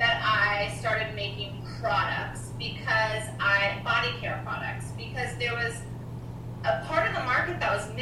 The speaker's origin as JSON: {"language": "English", "region": "North Georgia", "country": "United States", "tie": "born or raised there", "moved": "yes", "said": "North Georgia where I grew up"}